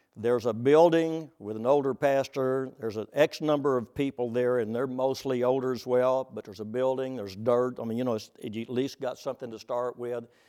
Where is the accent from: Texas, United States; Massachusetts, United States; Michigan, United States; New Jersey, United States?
Texas, United States; now in Oklahoma, United States; I'm from Texas